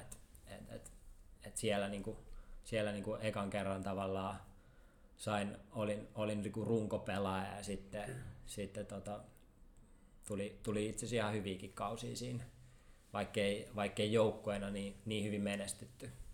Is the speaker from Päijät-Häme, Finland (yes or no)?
no; Helsinki, Uusimaa, Finland; kun mä olin niinku stadilainen junnu